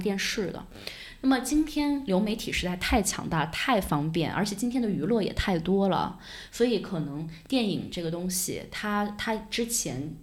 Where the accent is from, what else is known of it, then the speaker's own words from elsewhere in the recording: China; 我们中国人